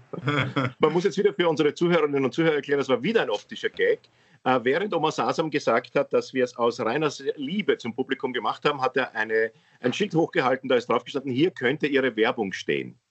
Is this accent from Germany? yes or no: no; Austria; Ich bin hier geboren